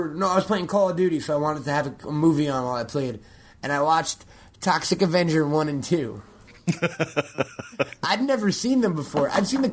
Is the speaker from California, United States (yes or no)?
no; Long Island, New York, United States; moved away as an adult; also born or lived in Manhattan; I'm from Long Island. I lived in Manhattan for like 4, maybe 5 years out of my life, but now I'm from. I lived in Long Island until I was like 18 years old